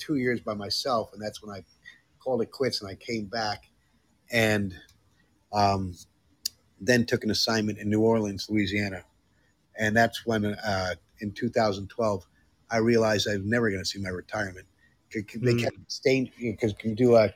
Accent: Netherlands; moved away; I grew up in Europe, in Netherlands

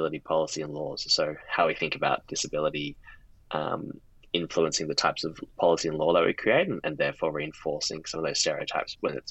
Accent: Melbourne, Victoria, Australia; moved away as an adult; also born or lived in Oxford, United Kingdom; now in London, United Kingdom; I'm from Melbourne

